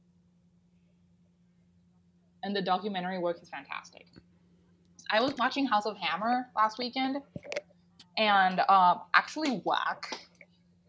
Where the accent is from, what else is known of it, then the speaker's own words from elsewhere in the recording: Panama; moved away as an adult; now in United States; I grew up in Latin America